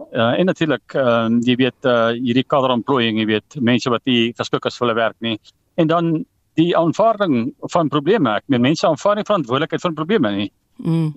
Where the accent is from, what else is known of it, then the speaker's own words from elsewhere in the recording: South Africa; moved away; my tuisdorp. Ek gaan nie die dorp se naam noem nie maar dis dis eh, dis nou in Frankfurt wat nou genoem is in die vorige onderhoud. Ek meen ek het daar groot geword skool gevang.